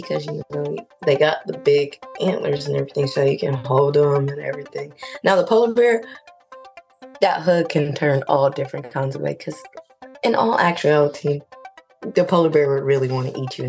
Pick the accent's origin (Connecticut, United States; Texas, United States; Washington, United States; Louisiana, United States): Louisiana, United States; I'm from Louisiana.